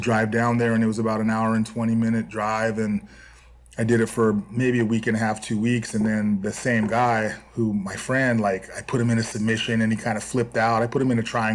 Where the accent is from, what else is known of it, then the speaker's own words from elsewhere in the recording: Santa Cruz, California, United States; growing up in Santa Cruz on the coast, I was a surfer